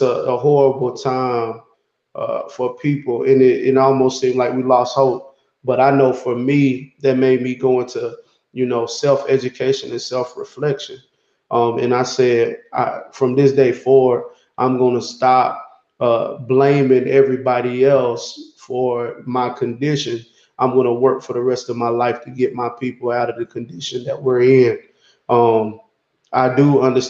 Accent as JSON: {"language": "English", "town": "Knoxville", "region": "Tennessee", "country": "United States", "tie": "born or raised there", "said": "I grew up in Knoxville, Tennessee, adjacent to East Knoxville"}